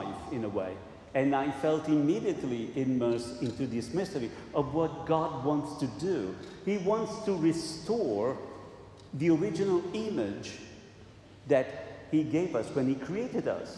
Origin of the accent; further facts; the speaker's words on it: Italy; moved away; I come from Italy